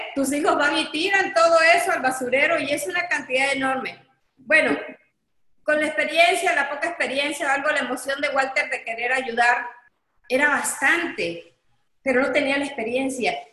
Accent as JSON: {"language": "Spanish", "town": "Coatzacoalcos", "region": "Veracruz", "country": "Mexico", "said": "regresamos a Coatzacoalcos, porque nosotros somos de Coatzacoalcos"}